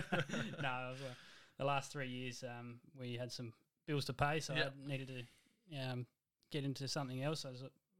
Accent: Gawler, South Australia, Australia; also born or lived in Clare, South Australia; I've born and bred in Gawler

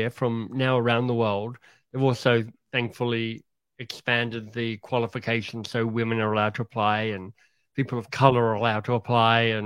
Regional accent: Australia; moved away as an adult; also born or lived in England; I grew up in Australia, had a happy childhood

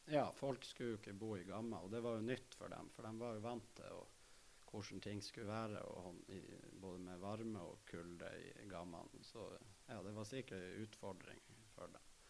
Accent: Narvik, Nordland, Norway; er født og oppvokst i Narvik

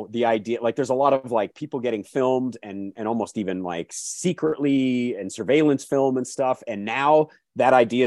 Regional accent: Calgary, Alberta, Canada; when I was growing up in Calgary

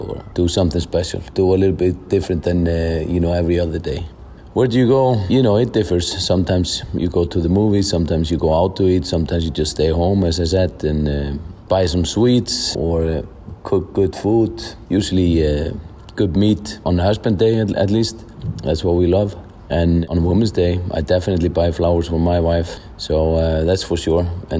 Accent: Iceland; I'm from Iceland.

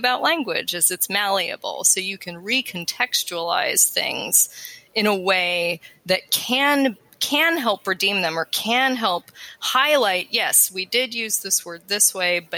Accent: Colorado, United States; accent: American Western; moved away; also born or lived in East Coast; I grew up in Colorado, so I have the American Western

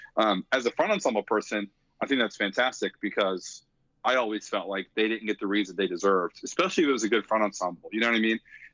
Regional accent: East Coast, United States; even though I'm from the East Coast and I grew up in the Crossing Cadets Crown world

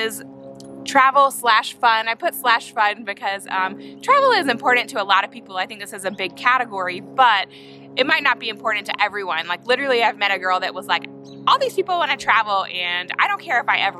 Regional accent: Spartanburg, South Carolina, United States; moved away as an adult; also born or lived in Atlanta, Georgia; now in Birmingham, United States; I grew up in Spartanburg, South Carolina.

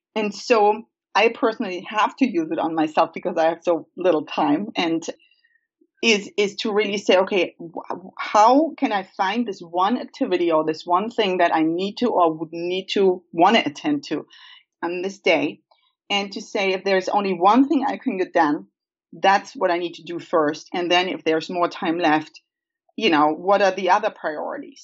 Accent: Germany; moved away; I grew up in Germany uh, on a family farm

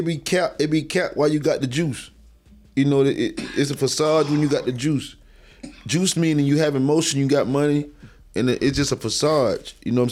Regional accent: Bainbridge, Georgia, United States; I'm from Bainbridge.

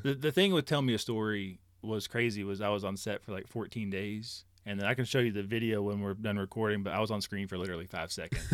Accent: Johnson City, Tennessee, United States; I'm from Johnson City, Tennessee

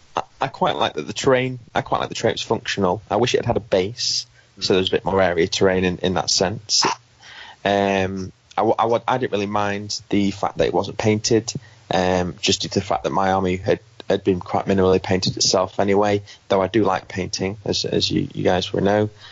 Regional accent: United Kingdom; being British

